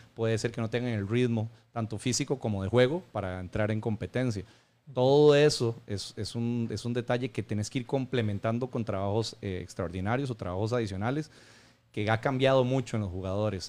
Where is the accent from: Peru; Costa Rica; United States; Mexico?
Costa Rica; como buen tico